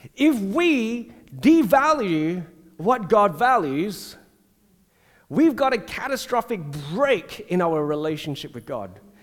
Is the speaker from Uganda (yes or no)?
no; Singapore; growing up in Singapore in the Methodist church